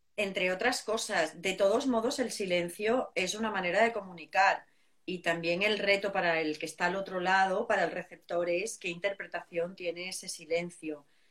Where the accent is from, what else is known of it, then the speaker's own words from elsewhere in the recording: southern Spain, Spain; yo soy del sur de España